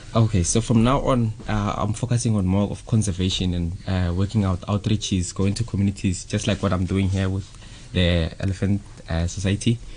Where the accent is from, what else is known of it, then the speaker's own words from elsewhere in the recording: Bushbuckridge, Mpumalanga, South Africa; I'm from South Africa in a small village in Bushbuck Ridge.